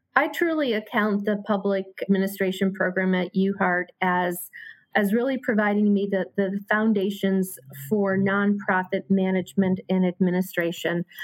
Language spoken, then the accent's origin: English; Hartford, Connecticut, United States; born and raised in Hartford